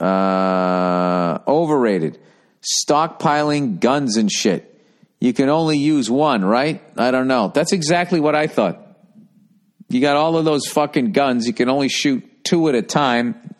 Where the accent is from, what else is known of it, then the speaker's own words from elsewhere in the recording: United States; as an American